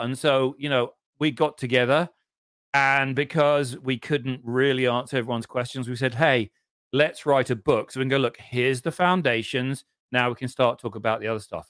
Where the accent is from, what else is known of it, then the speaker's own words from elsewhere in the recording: England, United Kingdom; of course I'm English